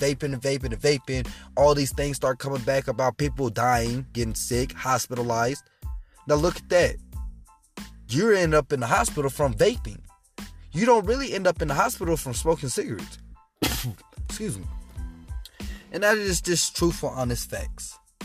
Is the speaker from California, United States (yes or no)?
no; Colorado Springs, Colorado, United States; I am from Colorado Springs, 719